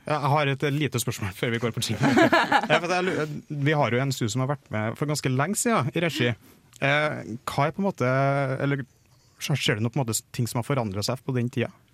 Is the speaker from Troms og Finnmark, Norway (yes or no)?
no; Trøndelag, Norway; jeg er trønder